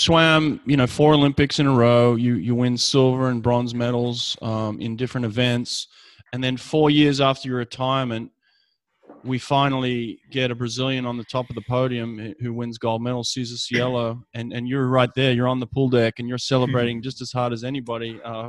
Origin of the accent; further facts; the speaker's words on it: Sydney, New South Wales, Australia; Sydney, yeah.